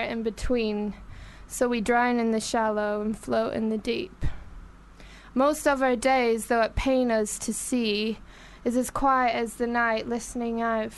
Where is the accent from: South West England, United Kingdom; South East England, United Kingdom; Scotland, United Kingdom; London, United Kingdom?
Scotland, United Kingdom; Glasgow; accent: Glaswegian; moved away as an adult; I'm originally from Glasgow